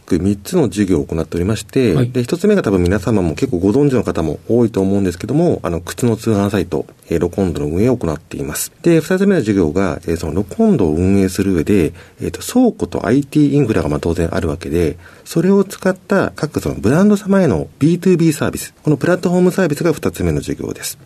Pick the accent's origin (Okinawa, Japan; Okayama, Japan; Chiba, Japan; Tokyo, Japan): Tokyo, Japan; also born or lived in Osaka; 小学校3年生の時に、あの、町市の転勤で東京来まして